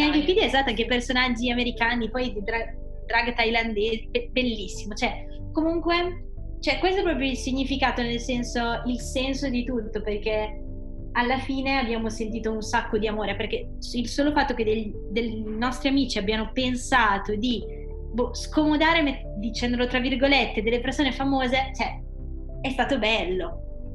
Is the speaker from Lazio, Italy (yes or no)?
no; Pesaro, Marche, Italy; moved away as an adult; now in Bologna, Italy; io sono di Pesaro